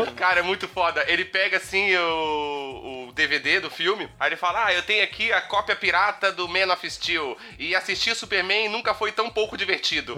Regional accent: Itajaí, Santa Catarina, Brazil; also born or lived in Rio de Janeiro; eu saí do Rio de Janeiro e me mudei pra Itajaí, Santa Catarina

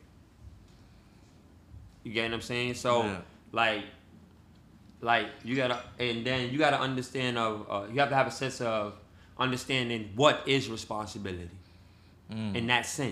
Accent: New York City, New York, United States; I'm from New York, hardcore from, nigga, born in Cypress Ave, mm-hmm. raised in Baychester Projects

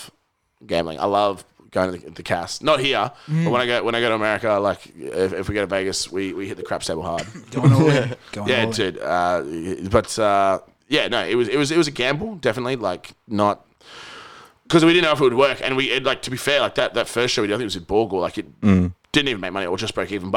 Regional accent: Perth, Western Australia, Australia; moved away as an adult; I left when I was like by the time I was 21 from Perth

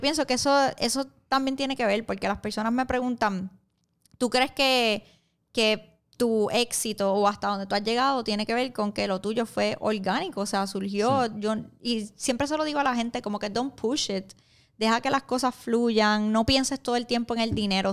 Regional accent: Puerto Rico; now in New York, United States; yo soy boricua

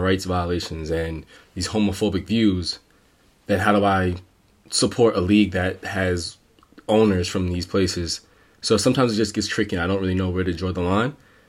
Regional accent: United States; as an American, it's the first time in the World Cup in a while, and I want to watch the World Cup to watch America play.

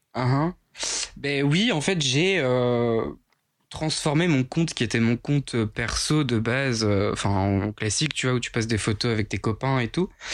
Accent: Picardy, Hauts-de-France, France; accent: Picard; also born or lived in Avignon; je suis picard

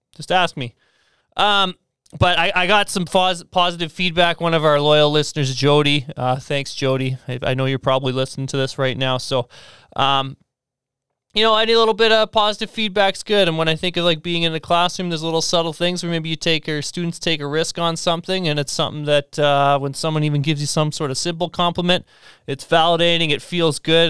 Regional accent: near Melville, Saskatchewan, Canada; my family grew up just outside of Melville in Cardiff

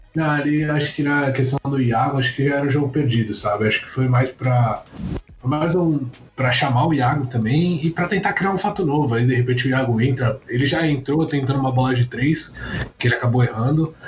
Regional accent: Brazil; como bom brasileiro

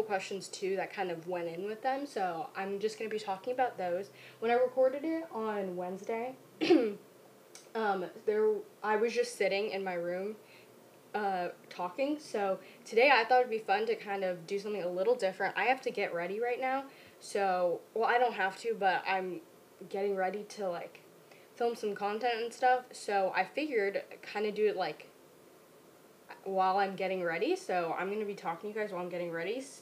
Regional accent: Orange County, Southern California, United States; we are from Orange County

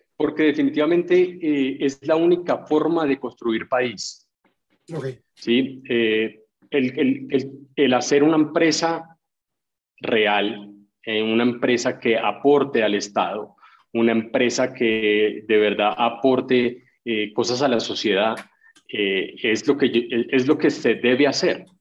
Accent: Colombia; also born or lived in United States; en mi país

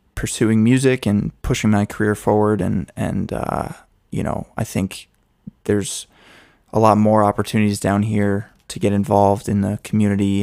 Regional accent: Massachusetts, United States; moved away as an adult; also born or lived in Boston / Spain; now in Nashville, United States; I was born in Massachusetts and, and lived there my whole life up till college

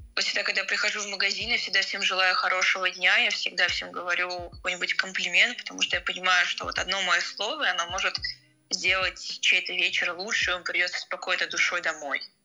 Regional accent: Murom, Vladimir Oblast, Russia; moved away as an adult; now in Moscow, Russia; я уже как год живу в Москве, я родился в Муроме, это Владимирская область

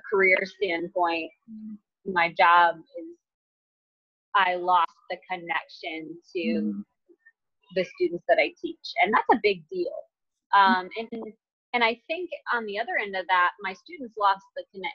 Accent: Michigan, United States; moved away as an adult; now in North Carolina, United States; I'm from Michigan, I'm living in North Carolina now. So I moved there without knowing anyone

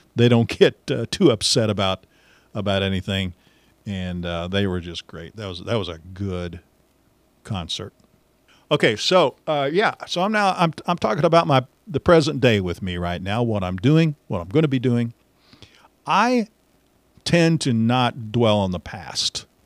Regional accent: Missouri, United States; also born or lived in Warrensburg, Missouri; I'm a Missouri guy, uh, born and raised in Missouri

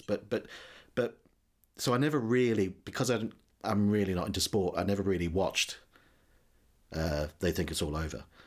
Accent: New Zealand; now in United Kingdom; as you may have guessed from my accent, I, I wasn't born in this country. I'm from New Zealand originally.

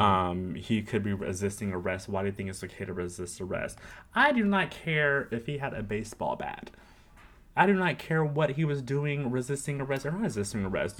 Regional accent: Riverside, California, United States; Riverside, California, where I was born and raised. Well, not born

